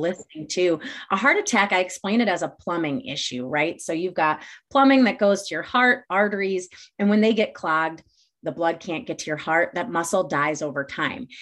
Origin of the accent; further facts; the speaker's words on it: Glendale Heights, Illinois, United States; also born or lived in Champaign, Illinois; I grew up in the northwest suburbs of Chicago, a town called Glendale Heights